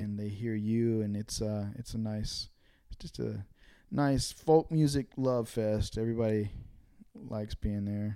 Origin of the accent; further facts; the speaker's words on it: Dunn, North Carolina, United States; moved away as an adult; also born or lived in Nashville; I grew up in North Carolina. I grew up in the eastern part of the state